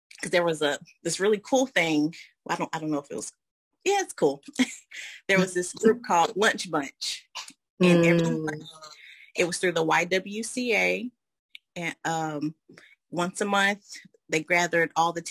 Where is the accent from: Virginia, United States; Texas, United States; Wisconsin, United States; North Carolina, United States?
North Carolina, United States; Asheville; moved away as an adult; now in Evans, United States; I'm from Asheville, North Carolina, and I currently reside here in Evans, Georgia. I've been here about eight years